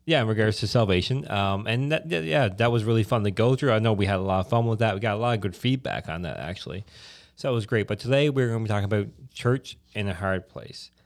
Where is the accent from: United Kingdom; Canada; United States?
Canada; Newfoundland and Labrador; I'm from Newfoundland